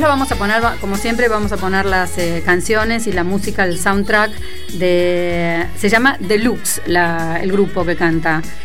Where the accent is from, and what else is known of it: Argentina